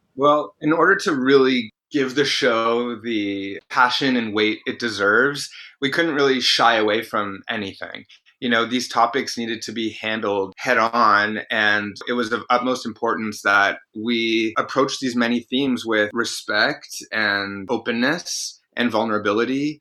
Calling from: New York City, New York, United States; I'm calling from New York City

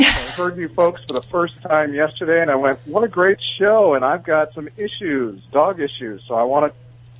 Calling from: Solvang, California, United States; I'm calling from Solvang, California, just down the road from you guys.

